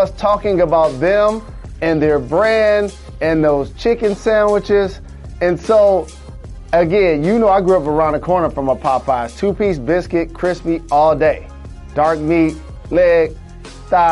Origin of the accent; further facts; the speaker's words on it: United States; as an American